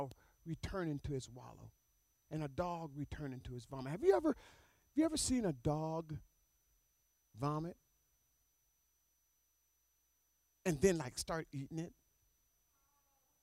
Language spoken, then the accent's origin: English; North Pole, Alaska, United States; I was born and raised in North Pole, Alaska on a farm